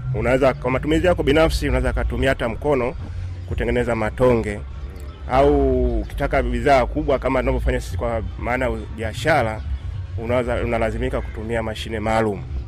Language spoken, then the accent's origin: Swahili; Dar es Salaam, Tanzania; kule kwetu Dar es